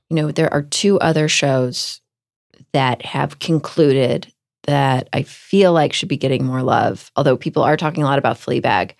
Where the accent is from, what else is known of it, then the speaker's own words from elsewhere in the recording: Houston, Texas, United States; moved away; I grew up in Houston, Texas